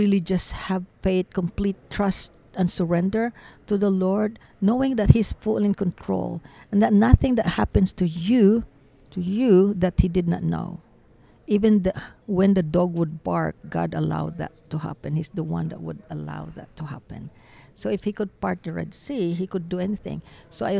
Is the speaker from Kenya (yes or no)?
no; Philippines; now in Dallas, United States; I'm not even American, I'm Filipino